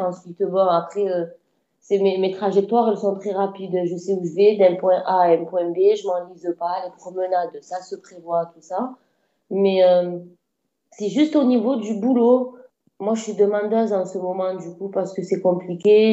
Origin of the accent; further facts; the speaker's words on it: Marseille, Provence-Alpes-Côte d'Azur, France; je viens de Marseille